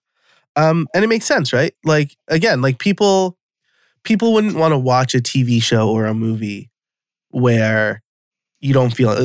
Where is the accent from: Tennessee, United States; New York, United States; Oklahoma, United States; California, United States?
New York, United States; I'm from New York. I'm an Italian